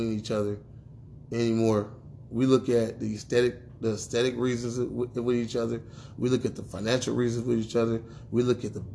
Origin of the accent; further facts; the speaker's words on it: United States; as black men growing up in America